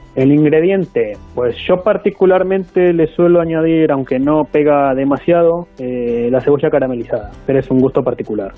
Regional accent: Argentina; now in Spain; yo por lo menos que soy de, Argentina

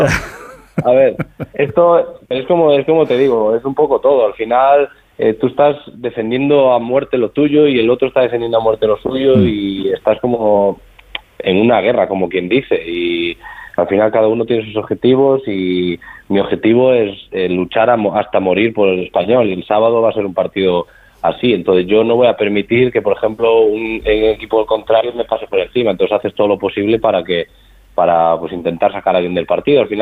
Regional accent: Spain; nosotros como español creo que lo más importante es pensar en nosotros y no pensar en los demás

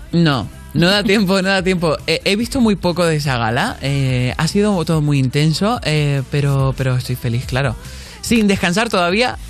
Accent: Canary Islands, Spain; soy de Canarias

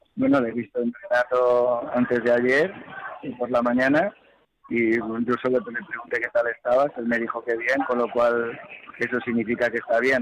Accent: Spain; como presidente del COI, como español

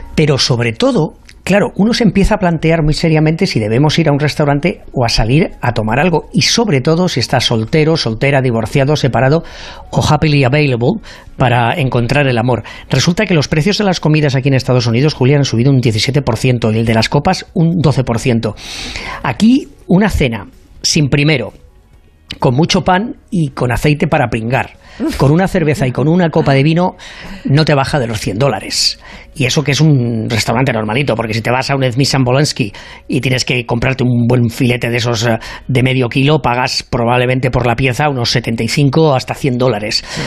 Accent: Spain; now in United States; Yo, como soy un caballero español y además del Real Madrid

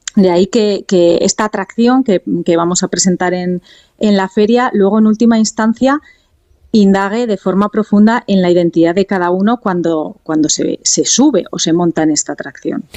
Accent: Asturias, Spain; Dela y yo somos asturianas

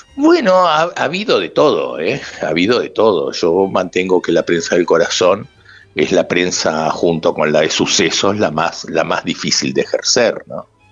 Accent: Madrid, Community of Madrid, Spain; also born or lived in Uruguay; yo soy uruguayo, pero de Chamberí

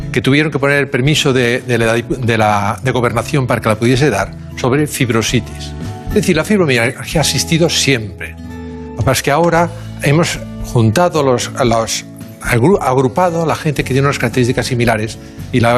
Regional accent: Barcelona, Catalonia, Spain; Nacimos en, nacimos en Barcelona. Bueno, mi padre en Tarrasa y yo en Barcelona.

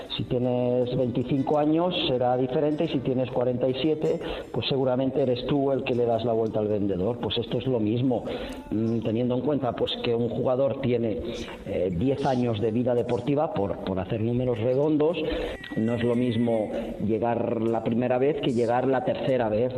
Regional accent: Badalona, Catalonia, Spain; moved away as an adult; now in Istanbul, Turkey; yo soy de Badalona

